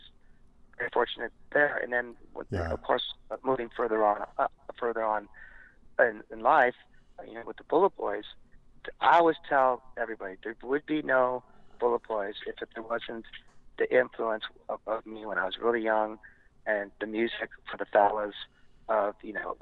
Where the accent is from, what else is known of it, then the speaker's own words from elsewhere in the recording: Montebello, California, United States; where I grew up in Montebello